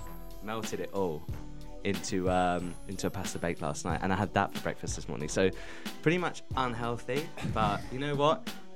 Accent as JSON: {"language": "English", "region": "London", "country": "United Kingdom", "said": "I'm from East London"}